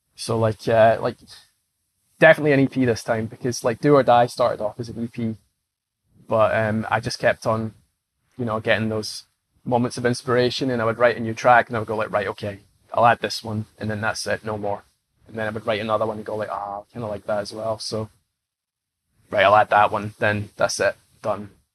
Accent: Scotland, United Kingdom; I'm Scottish

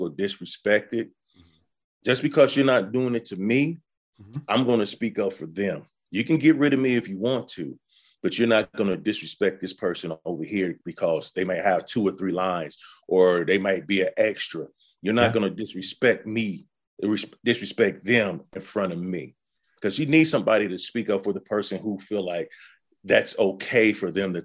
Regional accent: Dayton, Ohio, United States; from Dayton, Ohio.

